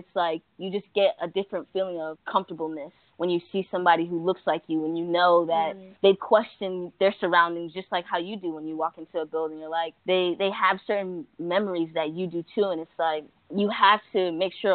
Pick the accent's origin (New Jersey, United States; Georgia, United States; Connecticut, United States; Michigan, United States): Connecticut, United States; now in Florida, United States; I'm from Connecticut